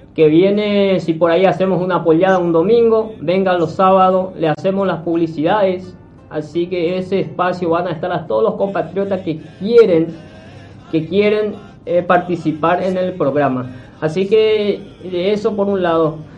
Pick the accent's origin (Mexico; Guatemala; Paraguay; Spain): Paraguay; Itá, Central; moved away as an adult; now in Buenos Aires, Argentina; del pueblo donde yo nací, eh, Laguna Itá, Paraguay.